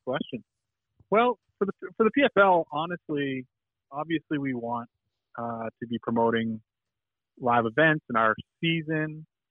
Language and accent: English; Boston, Massachusetts, United States; Growing up in Boston